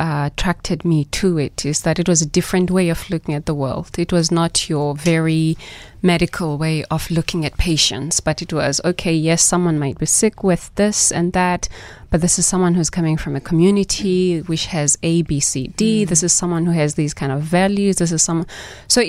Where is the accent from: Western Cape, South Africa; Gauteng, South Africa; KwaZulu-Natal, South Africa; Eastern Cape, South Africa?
Eastern Cape, South Africa; Mthatha; moved away as an adult; also born or lived in King William's Town / Johannesburg; I was born in the Eastern Cape. I did most of my primary school in Umtata, and then I moved to King Williamstown for high school, and then to Johannesburg at Wits for university